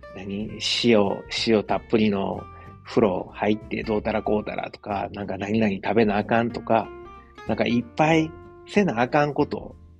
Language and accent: Japanese; Osaka, Japan; accent: Osaka-ben; 大阪弁でこうやって配信してます